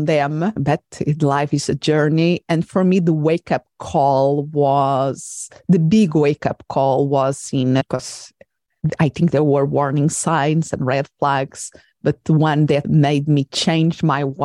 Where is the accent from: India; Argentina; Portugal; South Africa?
Portugal; English is a second language; moved away as an adult; also born or lived in England / Spain; I'm originally from Portugal, and then I went to do part of my studies in England and in Spain, and I had to write in another language that was not my mother tongue.